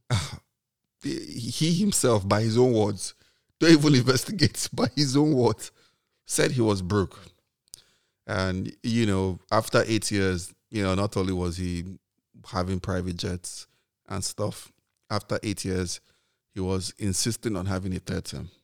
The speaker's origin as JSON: {"language": "English", "country": "Nigeria", "tie": "born or raised there", "said": "I grew up in Nigeria during this period."}